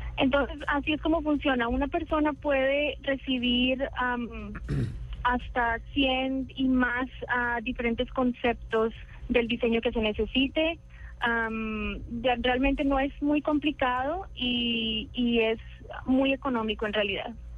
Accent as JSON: {"language": "Spanish", "country": "Colombia", "accent": "Colombian", "moved": "yes", "lives_now": "San Francisco, United States", "said": "yo soy de Colombia."}